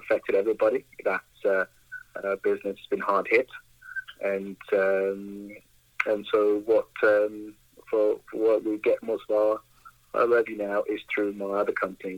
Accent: Ghana; also born or lived in Vancouver, Canada; now in Brooks, Canada; I'm from Ghana, Africa, West Africa

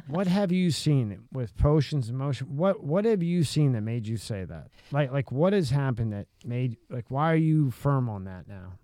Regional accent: Pennsylvania, United States; I'm from Pennsylvania

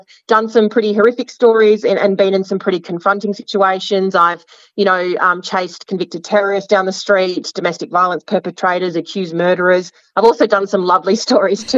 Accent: Sydney, New South Wales, Australia; also born or lived in Melbourne; now in Tasmania, Australia; I grew up in Sydney and I'm an only child

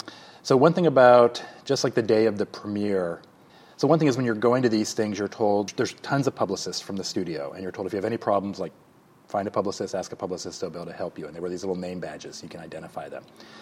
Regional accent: Alaska, United States; also born or lived in Illinois / Saudi Arabia; So I was born near Chicago, but we lived for 6 years in Saudi Arabia when I was a little kid, and then went to Alaska where I went to high school.

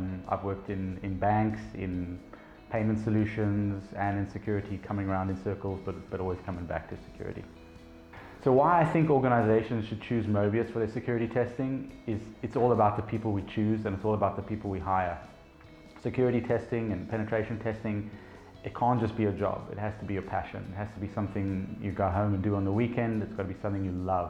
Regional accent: Cape Town, Western Cape, South Africa; I'm from Cape Town, born and bred

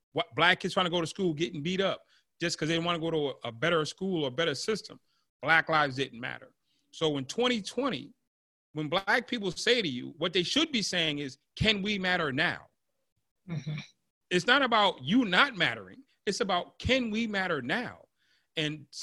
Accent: Massachusetts, United States; I'm from Massachusetts, so Plymouth Rock is down the street from my house

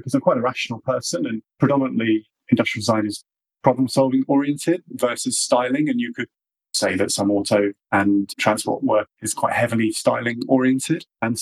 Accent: London, United Kingdom; also born or lived in Midlands; I'm a Londoner, I think it's important as well. I love London. I live in London

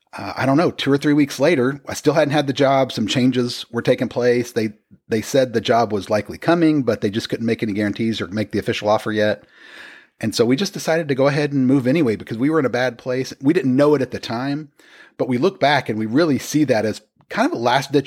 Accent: Oklahoma, United States; also born or lived in Texas / Washington; But Oklahoma doesn't really count because we're from Oklahoma. So anytime you move back there, it doesn't count as...

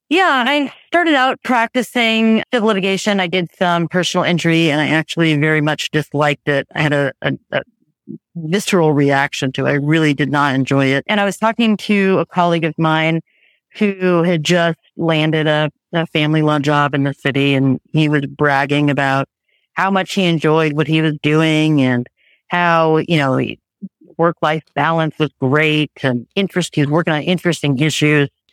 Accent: Los Angeles, California, United States; moved away as an adult; now in Marin County, United States; Born and raised in Tarzana, Woodland Hills, Encino area

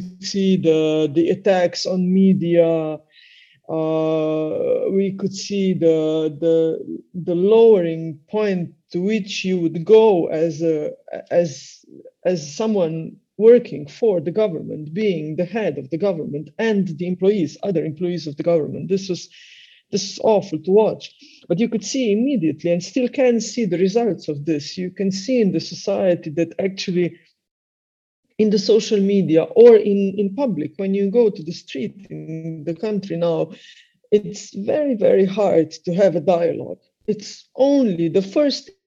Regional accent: Slovenia; English is a second language; I come from Slovenia

